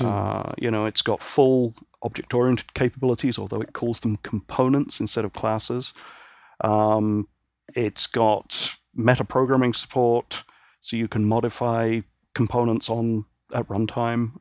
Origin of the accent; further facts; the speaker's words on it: Northern Ireland, United Kingdom; also born or lived in Great Britain; now in San Francisco Bay Area, United States; I was born and raised in Northern Ireland, and my family moved back to the mainland in sixty-nine, and then I moved over here in ninety-nine